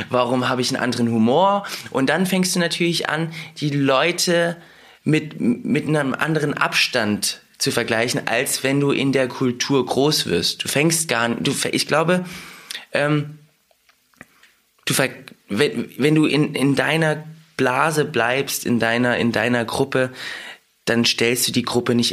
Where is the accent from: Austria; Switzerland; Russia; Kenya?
Russia; born there; ich komme aus Russland, ich bin in Russland geboren und wenn mich jemand auf Russisch zuquatscht damit mir auf Russisch spricht, verstehe ich alles.